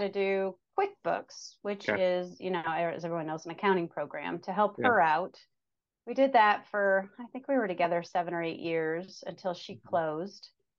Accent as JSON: {"language": "English", "town": "South Bend", "region": "Indiana", "country": "United States", "tie": "born or raised there", "lives_now": "Westfield, United States", "said": "I grew up in South Bend, Indiana, and I graduated from IU."}